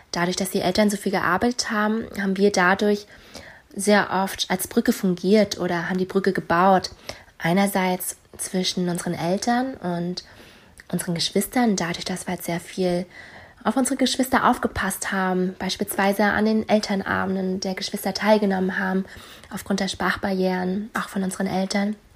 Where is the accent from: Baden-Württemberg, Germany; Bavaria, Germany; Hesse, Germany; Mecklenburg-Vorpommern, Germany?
Mecklenburg-Vorpommern, Germany; Rostock; ich ähm, habe die meiste Zeit meiner Kindheit in Rostock verbracht.